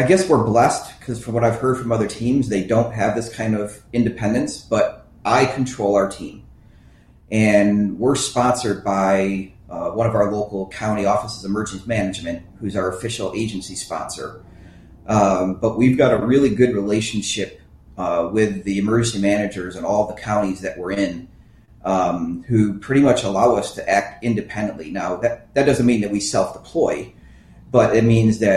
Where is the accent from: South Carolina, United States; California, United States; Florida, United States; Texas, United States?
Texas, United States; Fate; my hometown